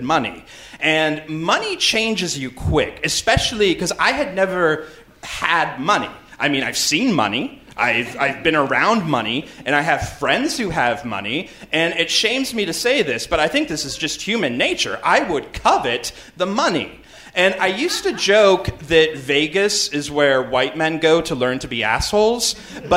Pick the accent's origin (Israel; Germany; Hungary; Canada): Canada; I'm from Canada.